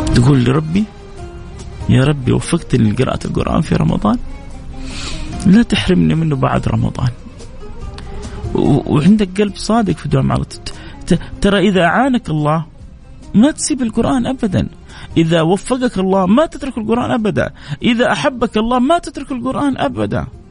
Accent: Jeddah, Makkah Province, Saudi Arabia; عندنا في جدة كده وفي مكة شوية أحيانا نكون حارين

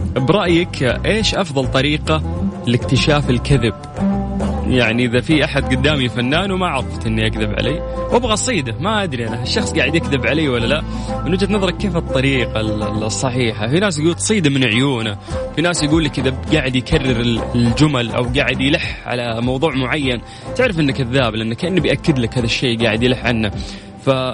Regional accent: Saudi Arabia; عندنا في السعوديه

